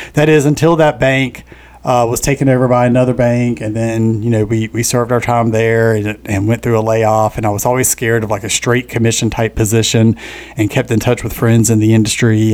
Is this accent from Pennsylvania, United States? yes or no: no; Richlands, North Carolina, United States; moved away as an adult; now in Wilmington, United States; born and raised in Onslow County. Always had ties to to Wilmington from a, a, small little farming community up north called Richlands